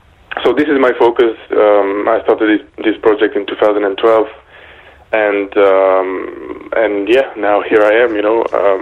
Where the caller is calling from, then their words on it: Belgium; also born or lived in United Kingdom / Paris, France; I'm calling you from Belgium, actually, and not the UK, but it's okay because I stayed in the UK for some time and in Paris, too. So, yeah, but I'm calling from Belgium right now.